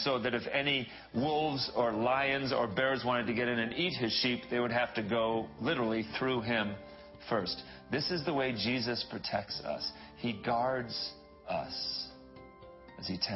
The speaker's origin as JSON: {"language": "English", "region": "England", "country": "United Kingdom", "tie": "born or raised there", "also_born_or_lived": "Dallas, Texas", "moved": "yes", "said": "When I was a little guy, I grew up in England."}